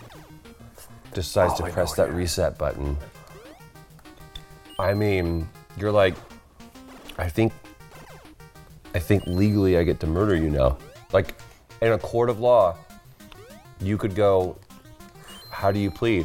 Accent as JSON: {"language": "English", "region": "Texas", "country": "United States", "said": "I'm from Texas"}